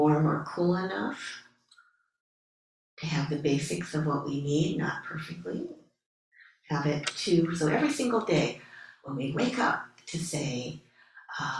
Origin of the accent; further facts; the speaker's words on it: Ohio, United States; moved away; I grew up in Ohio, and I was my parents' first child